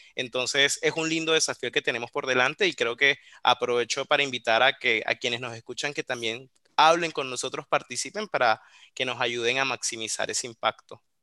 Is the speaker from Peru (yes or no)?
no; Colombia; accent: Colombian; now in Córdoba, Argentina; Yo estoy desde Córdoba, en la provincia de Córdoba, en Argentina, aunque por la tonada se percatarán que soy colombiano.